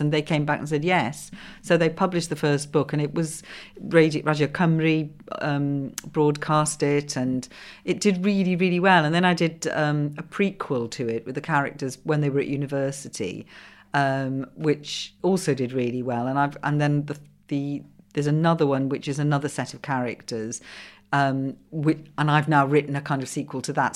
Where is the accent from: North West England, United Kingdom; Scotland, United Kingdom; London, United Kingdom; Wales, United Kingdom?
Wales, United Kingdom; first language Welsh; English is a second language; English is my second language. Welsh is my first.